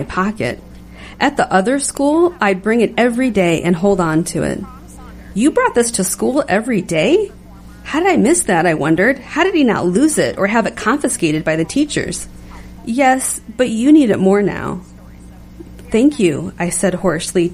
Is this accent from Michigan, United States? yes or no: yes; Detroit, Michigan, United States; I grew up in Detroit